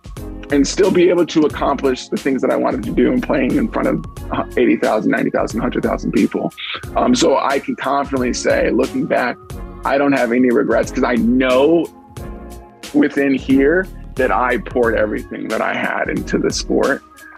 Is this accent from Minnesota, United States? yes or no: yes; Minneapolis, Minnesota, United States; now in Los Angeles, United States; I'm from Minneapolis, Minnesota. So I grew up watching the Big Ten